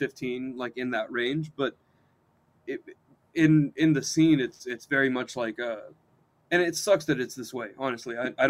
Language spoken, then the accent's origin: English; Texas, United States; now in California, United States; I was born in Texas.